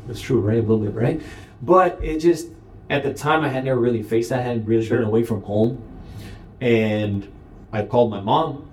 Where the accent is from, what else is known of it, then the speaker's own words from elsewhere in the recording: United States; moved away; it's just where I'm from